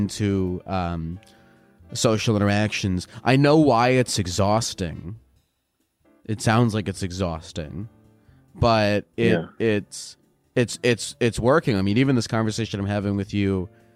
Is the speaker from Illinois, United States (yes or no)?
no; Maryland, United States; I'm from Maryland.